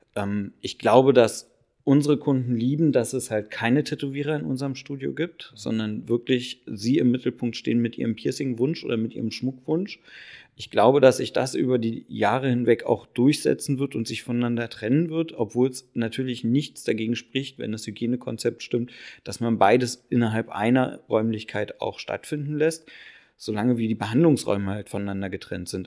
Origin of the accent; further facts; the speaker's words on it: Berlin, Germany; bin gebürtiger Berliner.